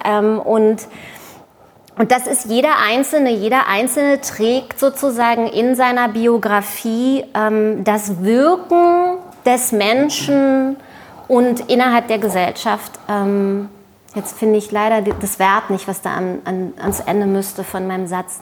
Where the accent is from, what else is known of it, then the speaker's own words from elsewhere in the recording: Germany; also born or lived in Israel; ich bin Deutsche und Jüdin, ich bin ja auch Deutsche